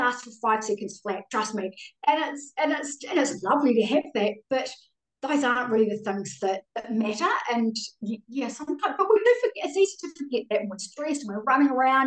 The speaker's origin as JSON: {"language": "English", "region": "Auckland", "country": "New Zealand", "tie": "born or raised there", "accent": "Kiwi", "moved": "as an adult", "lives_now": "Australia", "said": "I grew up in West Auckland"}